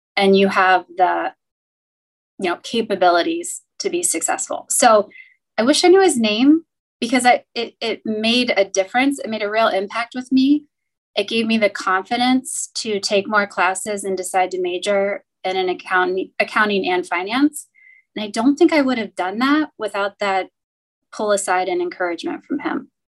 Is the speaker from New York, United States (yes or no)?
no; Cincinnati, Ohio, United States; I grew up in Cincinnati, and so I was local ish to campus